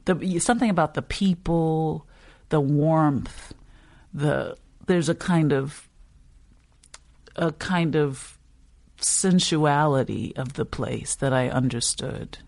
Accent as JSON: {"language": "English", "town": "New Orleans", "region": "Louisiana", "country": "United States", "tie": "born or raised there", "said": "I'm from New Orleans, but you're realizing that no one is thinking New Orleans East when you say that."}